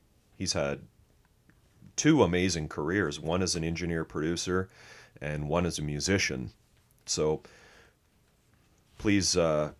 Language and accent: English; Canada; And then we'll clear the log jam because we're Canadian.